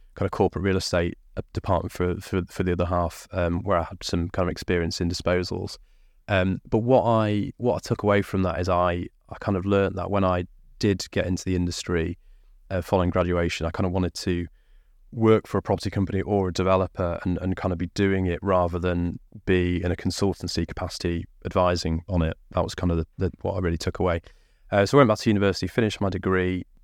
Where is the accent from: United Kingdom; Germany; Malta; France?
United Kingdom; Lincolnshire, East Midlands; also born or lived in Derbyshire; I was born in Derbyshire, grew up in Lincolnshire